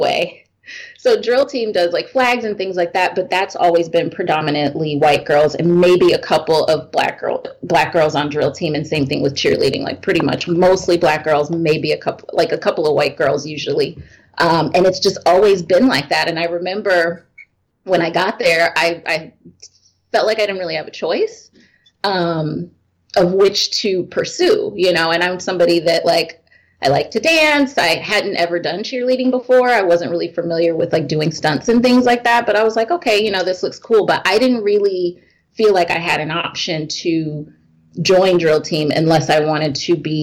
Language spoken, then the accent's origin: English; Oak Park, Illinois, United States; I grew up in Oak Park